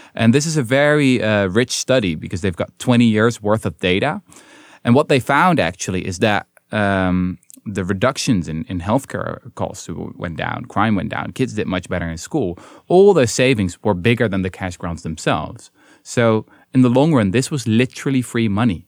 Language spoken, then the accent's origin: English; Netherlands; I'm from Holland